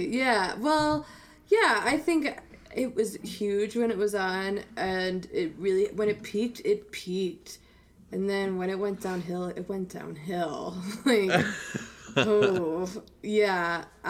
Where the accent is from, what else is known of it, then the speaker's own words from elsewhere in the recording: United States; I'm an American.